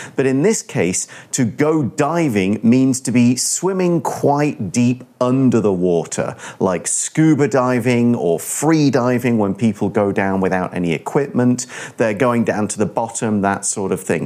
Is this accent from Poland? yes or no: no; United Kingdom; I come from the UK.